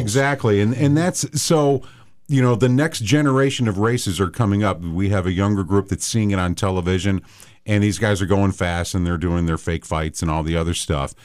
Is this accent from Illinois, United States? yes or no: yes; outside of Chicago, Illinois, United States; I grew up outside of Chicago